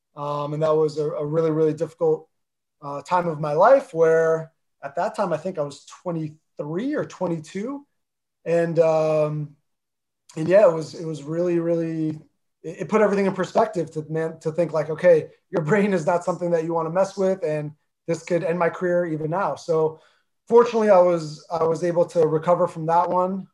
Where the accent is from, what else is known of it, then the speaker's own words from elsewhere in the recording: New Jersey, United States; accent: Jersey; first language Armenian; English is a second language; I grew up in North Jersey